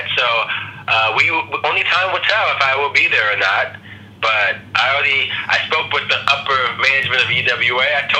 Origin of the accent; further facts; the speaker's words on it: Virginia, United States; I'm from Virginia, you know, the rest of the family's from Maryland.